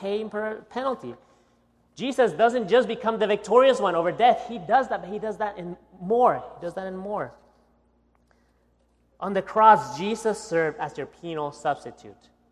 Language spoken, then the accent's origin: English; Guatemala; now in United States; my accent, you know that I was not born here in the United States, okay? I was born in Guatemala, right below Mexico